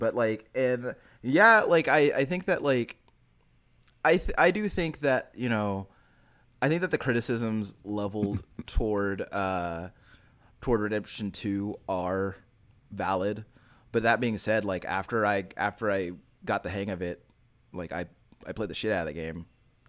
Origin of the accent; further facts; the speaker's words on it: Texas, United States; So as a Texan, I've seen lots of horses.